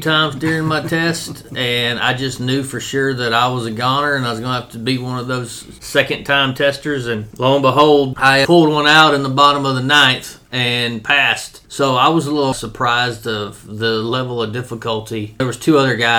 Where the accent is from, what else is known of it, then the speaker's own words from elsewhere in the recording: Corrigan, Texas, United States; moved away as an adult; now in Lufkin, United States; I grew up in Corgan, Texas, and joined the Army in the summer of 2000